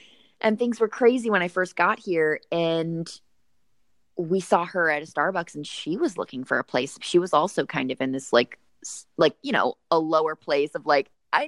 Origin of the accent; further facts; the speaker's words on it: St. Louis, Missouri, United States; moved away as an adult; now in Los Angeles, United States; So I'm from St. Louis, Missouri.